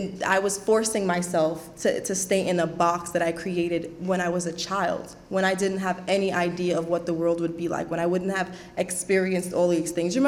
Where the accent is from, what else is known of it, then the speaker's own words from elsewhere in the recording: Trinidad & Tobago; moved away; I was a woman from Trinidad